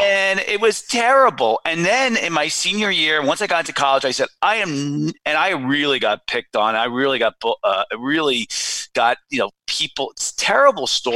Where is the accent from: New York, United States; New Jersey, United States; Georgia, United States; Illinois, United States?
New Jersey, United States; Watchung Hills; I went to Watchung Hills Regional High School in yeah. New Jersey